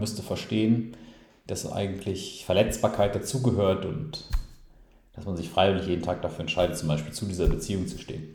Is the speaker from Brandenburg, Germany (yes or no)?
no; Ruhrpott, North Rhine-Westphalia, Germany; wir sagen auch hier im Ruppert, wo ich, also hier im Ruppert, äh, auch wenn ich da jetzt aktuell nicht bin, aber wo ich herkomme, dann sage ich immer hier im Ruppert